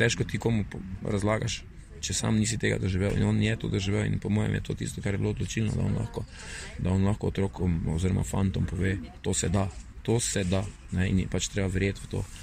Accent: Maribor, Slovenia

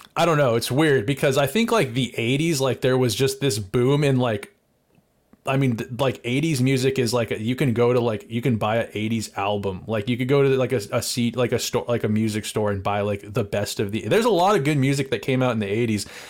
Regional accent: United States; we're American

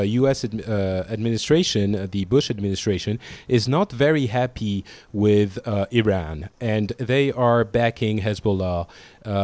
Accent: Paris, Île-de-France, France; also born or lived in Beirut, Lebanon; I was born in Beirut. I left the country at the beginning of the war a long time ago when I was 2 years old and have lived in Paris ever since

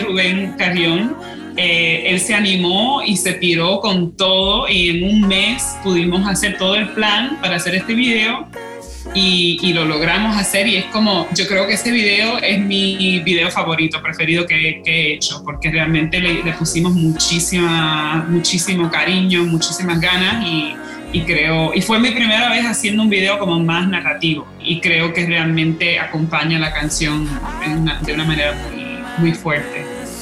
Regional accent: Hartford, Connecticut, United States; first language Spanish; now in New York, United States; nací en Hartford, Connecticut, en los Estados Unidos

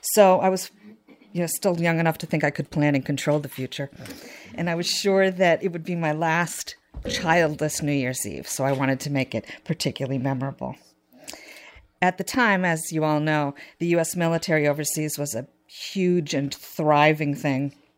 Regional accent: New Hampshire, United States; I was from New Hampshire

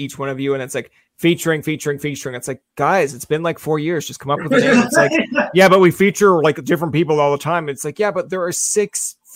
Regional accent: Newfoundland and Labrador, Canada; as a Newfoundlander

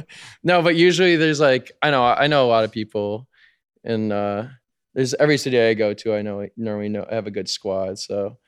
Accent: Chicago, Illinois, United States; moved away as an adult; now in Miami, United States; I'm from Chicago

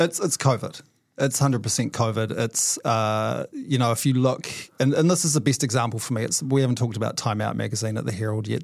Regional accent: Whanganui, Manawatū-Whanganui, New Zealand; moved away; I grew up in Wanganui.

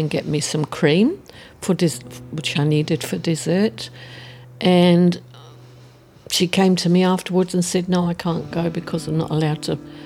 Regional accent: London, United Kingdom; moved away as an adult; now in Auckland, New Zealand; I was born in the East End of London, and it was tough.

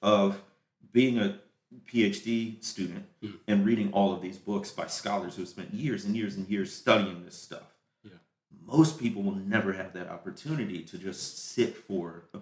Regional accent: United States; we're so American centric

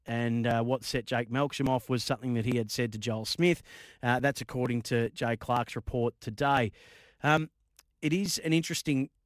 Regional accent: Bendigo, Victoria, Australia; I grew up in Bendigo

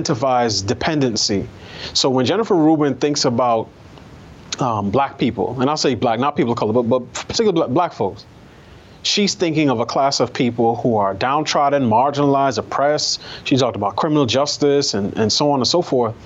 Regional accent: New York City, New York, United States; I grew up in New York.

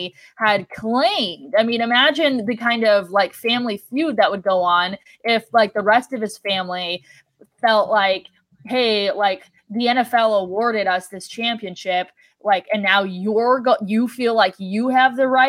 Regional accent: Cleveland, Ohio, United States; moved away; growing up in Ohio

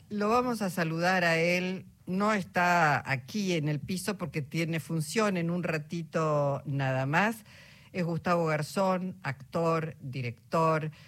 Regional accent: Argentina; cómo somos los argentinos y las argentinas

